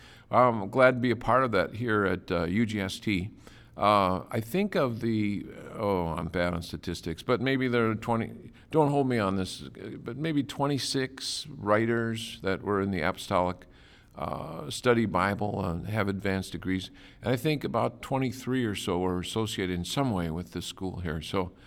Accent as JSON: {"language": "English", "town": "St. Paul", "region": "Minnesota", "country": "United States", "tie": "born or raised there", "said": "I was born and raised in St. Paul, Minnesota"}